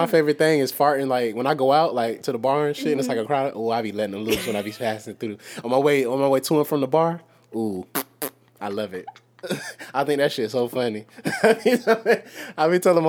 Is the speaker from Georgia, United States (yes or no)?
no; St. Petersburg, Florida, United States; we from St. Pete